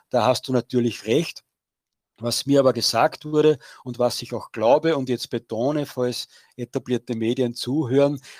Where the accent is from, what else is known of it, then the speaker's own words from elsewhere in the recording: Austria; weil bei uns in Österreich wird die Schweiz immer als großes Vorbild dargestellt